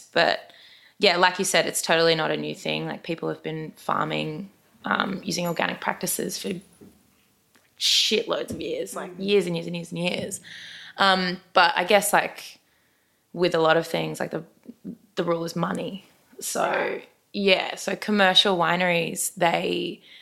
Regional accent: Brisbane, Queensland, Australia; I am from Brisbane.

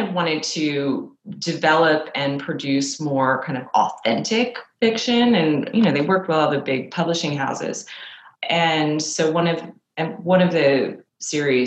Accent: New York City, New York, United States; I grew up in Manhattan.

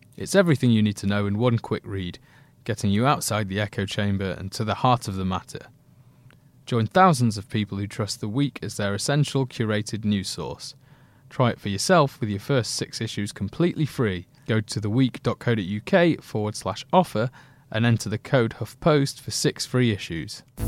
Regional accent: Leeds, Yorkshire and the Humber, United Kingdom; where I grew up in Leeds

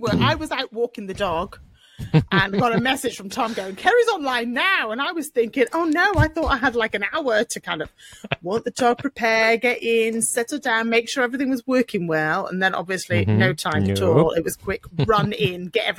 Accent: United Kingdom; we're British

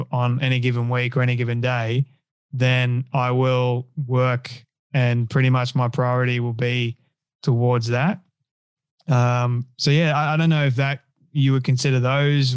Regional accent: Sydney, New South Wales, Australia; first language English; I grew up in Sydney

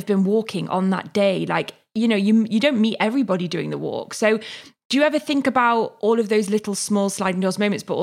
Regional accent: the North, the north of England, United Kingdom; moved away; also born or lived in London; I'm from the North. We're a bit more friendly

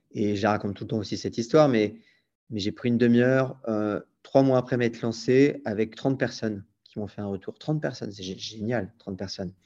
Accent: Brittany, France; moved away; also born or lived in Paris / London / Brazil; je suis breton et, je le dis à chaque fois, mais je suis breton

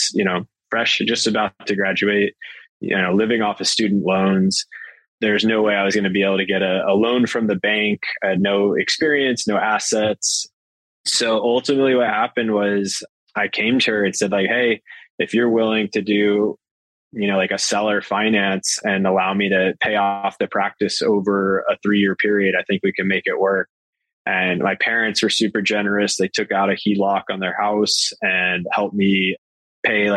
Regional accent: Arizona, United States; moved away as an adult; now in San Diego, United States; I'm from Arizona, and that's what you do. We're zonies

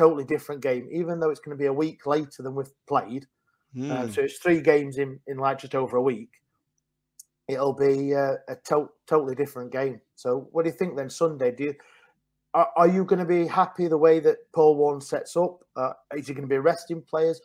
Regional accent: Sheffield, Yorkshire and the Humber, United Kingdom; I'm from Sheffield, but I work in Derby

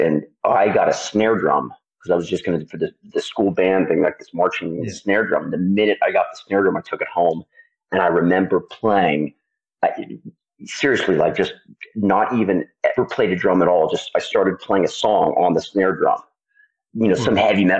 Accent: Belvedere, California, United States; I grew up in a town called Belvedere, in a place, Marin County.

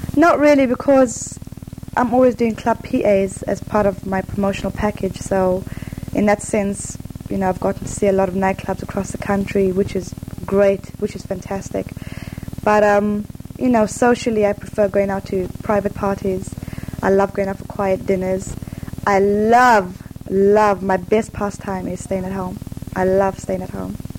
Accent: Zimbabwe; first language English; also born or lived in Zambia; now in London, United Kingdom; I'm Zimbabwean

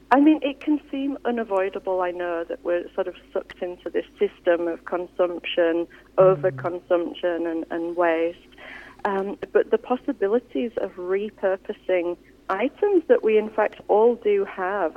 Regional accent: Yorkshire and the Humber, United Kingdom; now in Australia; I'm from West Yorkshire originally

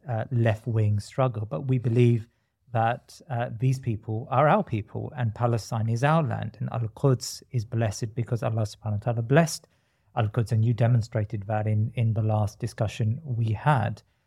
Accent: India; I'm from India

